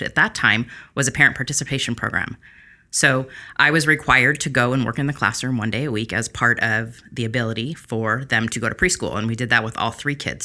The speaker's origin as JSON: {"language": "English", "town": "Long Beach", "region": "California", "country": "United States", "tie": "born or raised there", "said": "I'm born and raised here in Long Beach"}